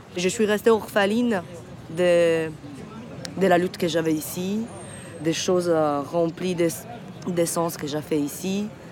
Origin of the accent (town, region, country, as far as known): Sicily, Italy; French is a second language; moved away